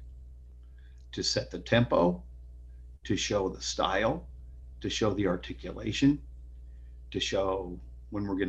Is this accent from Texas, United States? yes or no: no; Iowa, United States; moved away as an adult; I went back to my home state of Iowa